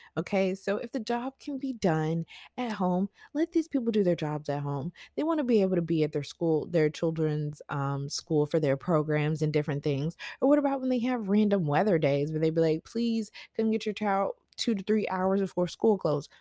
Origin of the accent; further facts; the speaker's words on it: the South, United States; growing up in the South